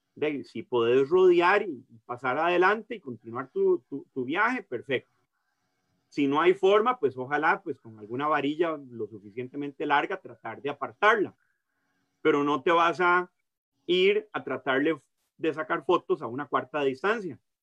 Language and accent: Spanish; San José, Costa Rica; also born or lived in Caribbean side of Costa Rica; soy de San José, pues de tener la, oportunidad de criarme, eh, pues de viajando por todo el país con mi papá